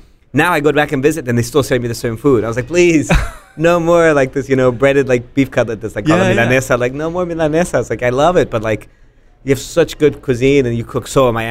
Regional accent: Mexico City, Mexico; moved away; also born or lived in Austin, Texas; growing up in Mexico

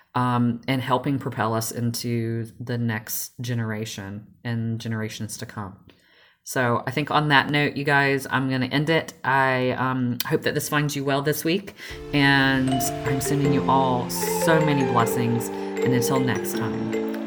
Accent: Georgia, United States; I grew up in in the South and the little backwoods of Georgia.

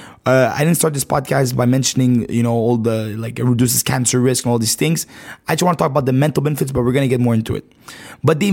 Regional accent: Montreal, Quebec, Canada; I'm from Canada, right? Montreal, Canada.

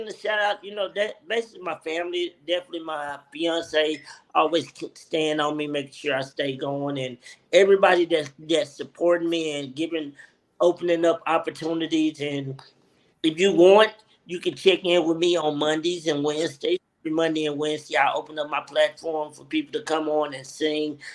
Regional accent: Marianna, Arkansas, United States; also born or lived in Little Rock, Arkansas; I'm originally from Marianna, Arkansas, by the way, of Little Rock, Arkansas.

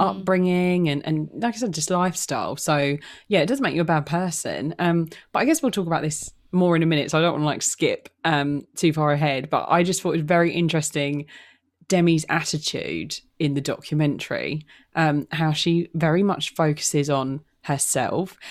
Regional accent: London, United Kingdom; I'm single. I'm from London. I'm, I'm English.

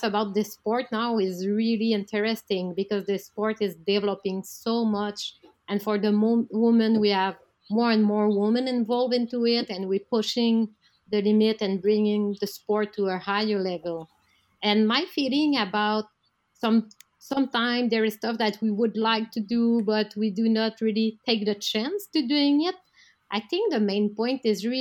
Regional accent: Canada; I'm a Canadian high diver

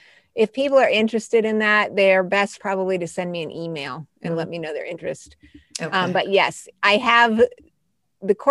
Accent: Colorado Springs, Colorado, United States; also born or lived in Albuquerque, New Mexico; When I was a kid, I was born in Albuquerque, but we ended up in Colorado Springs

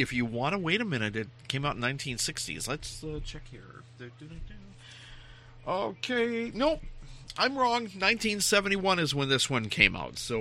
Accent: Minnesota, United States; I'm from Minnesota

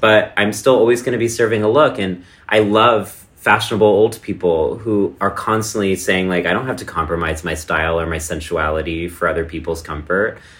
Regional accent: Texas, United States; moved away; my hometown in small town Texas

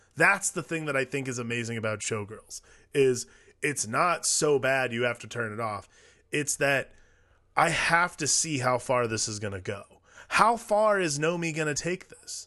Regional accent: Cleveland, Ohio, United States; I'm from Cleveland

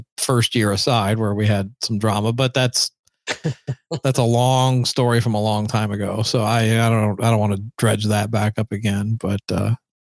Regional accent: Nashville, Tennessee, United States; now in Los Angeles, United States; growing up in Nashville, because Nashville 1987 was not anything like it is today

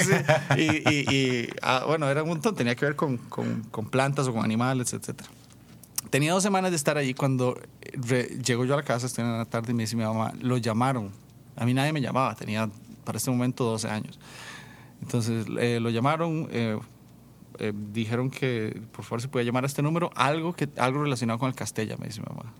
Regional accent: San Vito, Puntarenas, Costa Rica; now in San José, Costa Rica; crecí, crecí en el campo, crecí en zona rural en San Vito de Cotobruz

